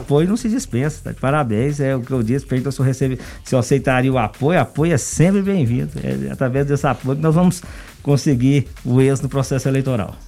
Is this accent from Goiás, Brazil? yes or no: yes; Anápolis, Goiás, Brazil; also born or lived in Ribeirão Preto / Campinas / Bauru; Sou anapolino, nasci em Anápolis em 1980